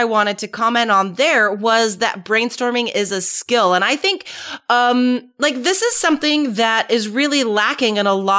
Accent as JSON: {"language": "English", "country": "United States", "said": "I'm American"}